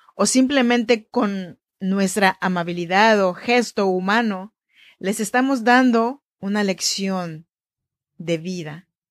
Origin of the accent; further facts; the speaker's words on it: Chinantla region, Oaxaca, Mexico; Yo soy mexicana, oaxaqueña de la región chinanteca